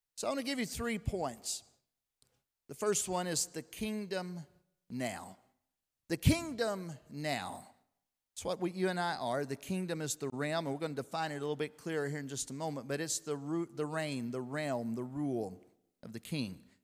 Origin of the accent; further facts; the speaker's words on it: Lexington, Tennessee, United States; I was born right here in Lexington, Tennessee.